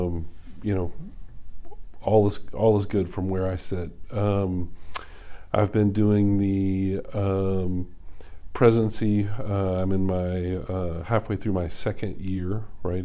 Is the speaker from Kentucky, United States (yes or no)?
yes; Lexington, Kentucky, United States; moved away as an adult; also born or lived in Ohio / Memphis; now in Charlotte, United States; I grew up in Kentucky in Lexington